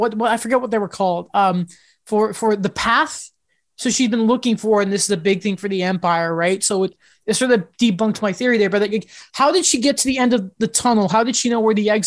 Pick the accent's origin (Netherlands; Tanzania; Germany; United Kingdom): United Kingdom; I'm British